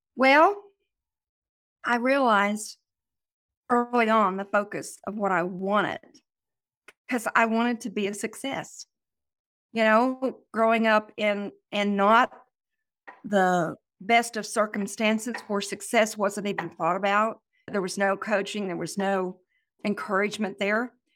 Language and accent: English; Oklahoma, United States; I'm from Oklahoma